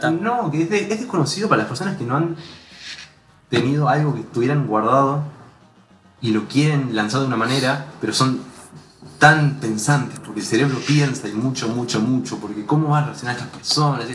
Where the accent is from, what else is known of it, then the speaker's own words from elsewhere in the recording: Uruguay; más como uruguayos